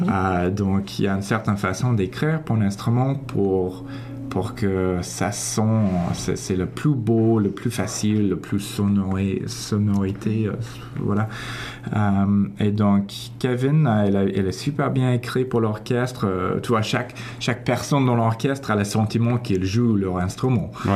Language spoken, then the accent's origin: French; Toronto, Ontario, Canada; first language English; French is a second language; also born or lived in Paris, France; je viens d'ici, de Toronto